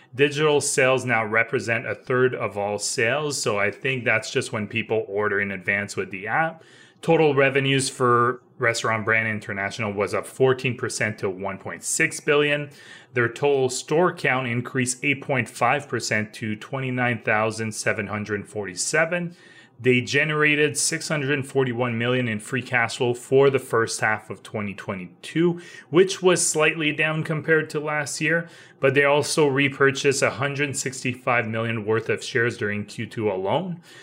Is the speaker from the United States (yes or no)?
no; Canada; as Canadian